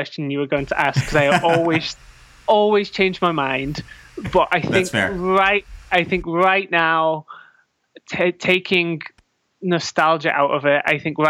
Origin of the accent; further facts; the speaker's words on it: North West England, United Kingdom; Yeah, so I am. I'm from, just outside of Manchester, in England. I always say Manchester, but then if anybody of my friends are listening and they hear me say Manchester, they will be annoyed because I'm not actually, but just close.